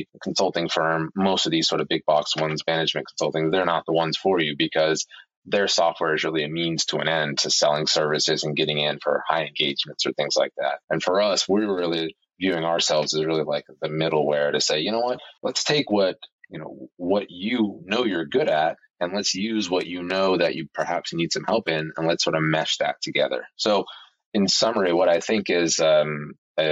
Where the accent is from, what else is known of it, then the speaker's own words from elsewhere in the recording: Oklahoma City, Oklahoma, United States; I grew up in Oklahoma City, which is, you know, basically center of, you know, middle America.